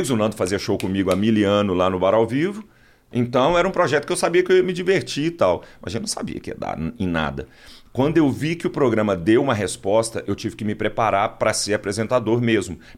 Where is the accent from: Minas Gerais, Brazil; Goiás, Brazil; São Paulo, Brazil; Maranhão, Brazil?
Goiás, Brazil; moved away; also born or lived in Bauru; eu sou de Goiás.